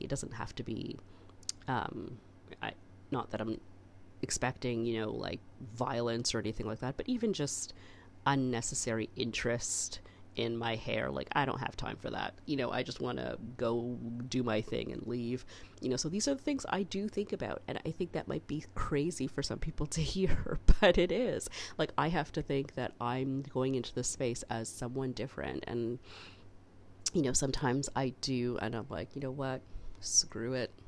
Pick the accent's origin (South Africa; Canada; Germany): Canada; I'm so Canadian